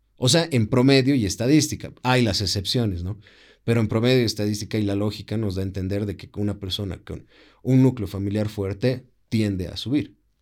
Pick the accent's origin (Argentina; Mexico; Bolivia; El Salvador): Bolivia